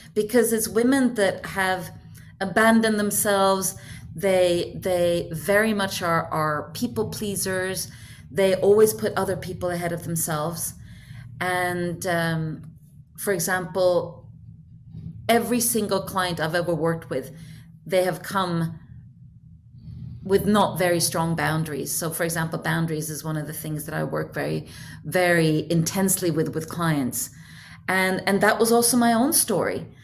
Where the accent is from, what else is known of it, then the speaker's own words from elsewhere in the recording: Norway; moved away as an adult; now in Hong Kong; I had recently moved from Norway, where I usually, uh, where I'm born, to Hong Kong